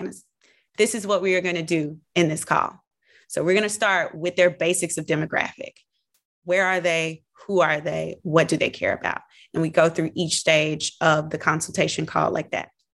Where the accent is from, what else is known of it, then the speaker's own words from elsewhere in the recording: the South, United States; moved away; being a Southerner